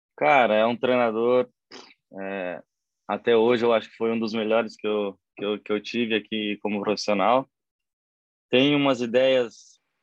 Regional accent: Platina, São Paulo, Brazil; moved away; also born or lived in Assis, São Paulo; eu nasci na cidade de Assis, São Paulo, mas eu sempre fui de Platina.

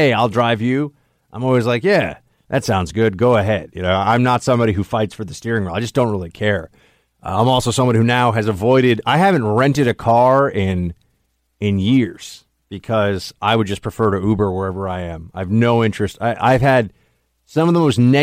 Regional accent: New York City, New York, United States; here in New York City growing up

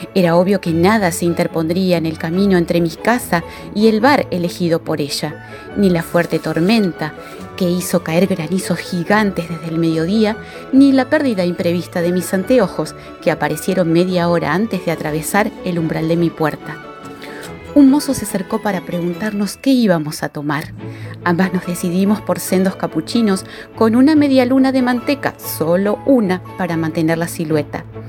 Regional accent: Paraná, Entre Ríos, Argentina; de Paraná soy docente

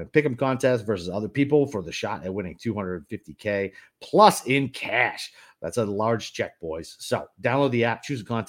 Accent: Boston, Massachusetts, United States; Listen, I'm from Boston. I'm typically a Dunkin' guy

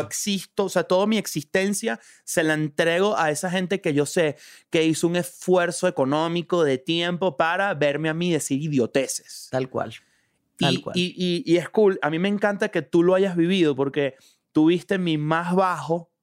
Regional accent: Venezuela; moved away as an adult; now in Mexico; todos los que nos estamos adaptando a los distintos países que emigramos de Venezuela

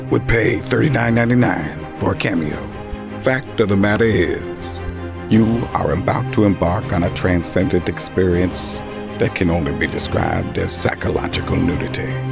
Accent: Long Island, New York, United States; We're from Long Island

